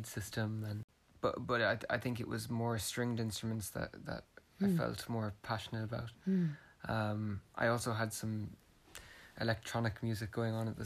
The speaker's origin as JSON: {"language": "English", "town": "Ennis", "region": "Munster", "country": "Ireland", "said": "I'm from Ennis"}